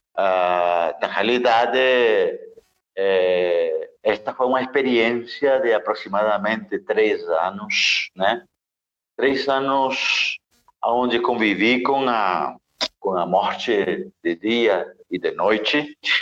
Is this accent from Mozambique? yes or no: no; Nicaragua; born or raised there; moved away